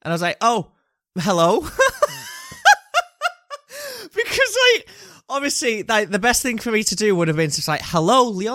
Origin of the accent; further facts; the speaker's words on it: United Kingdom; We're British